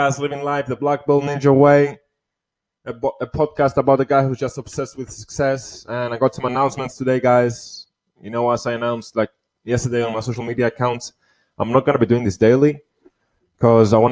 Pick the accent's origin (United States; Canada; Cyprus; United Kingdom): Cyprus; here in my hometown, my country where I was born, Cyprus.